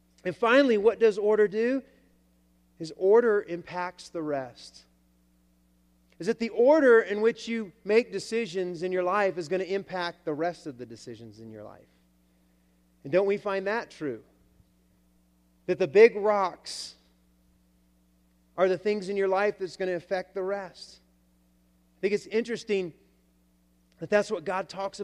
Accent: Alabama, United States; I come from the South, Alabama.

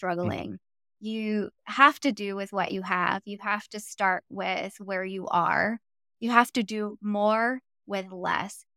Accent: Los Angeles, California, United States; I grew up in South Central Los Angeles

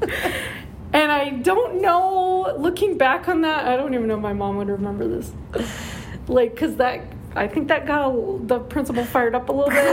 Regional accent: Norco, California, United States; I was raised in Norco, um, so grew up in Norco

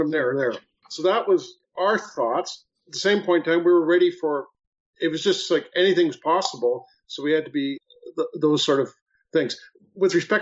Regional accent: Canada; being Canadian

